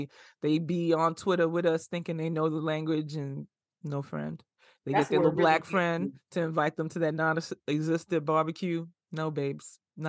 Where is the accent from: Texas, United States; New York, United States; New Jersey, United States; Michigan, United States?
New York, United States; Bronx; also born or lived in Flatbush; I am very much a product of the South Bronx as well as Flatbush.